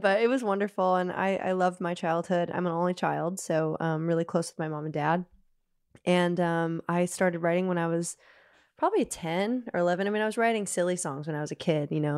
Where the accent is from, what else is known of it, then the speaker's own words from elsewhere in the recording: Nashville, Tennessee, United States; moved away as an adult; also born or lived in Liverpool, United Kingdom; now in United Kingdom; growing up in Nashville